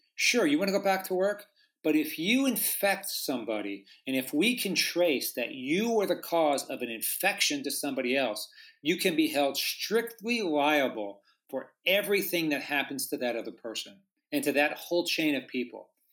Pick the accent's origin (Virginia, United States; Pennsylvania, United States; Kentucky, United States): Pennsylvania, United States; now in Southern California, United States; I grew up in Pennsylvania